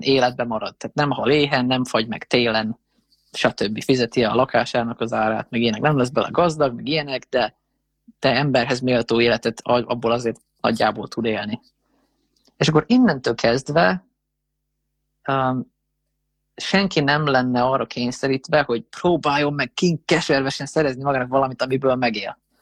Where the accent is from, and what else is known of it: Hungary